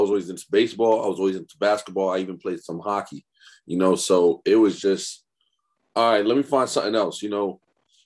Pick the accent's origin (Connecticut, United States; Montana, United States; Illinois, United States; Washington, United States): Connecticut, United States; from Connecticut, born and raised in Connecticut